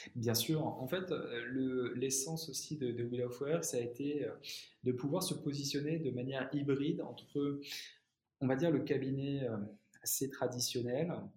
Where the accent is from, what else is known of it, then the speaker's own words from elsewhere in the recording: Reims, Grand Est, France; moved away as an adult; also born or lived in United States; now in Paris, France; je suis rémois euh, à la base